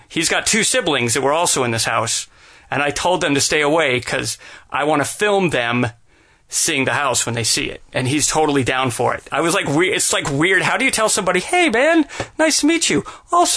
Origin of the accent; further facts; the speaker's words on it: Salt Lake City, Utah, United States; moved away; I was born in Salt Lake City, Utah, and the house that my parents owned when I was a little kid